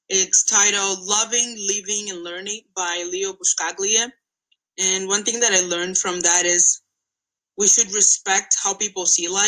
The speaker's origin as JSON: {"language": "English", "country": "Angola", "moved": "as an adult", "lives_now": "United States", "said": "I'm not American. I am Angolan. I came to America to study."}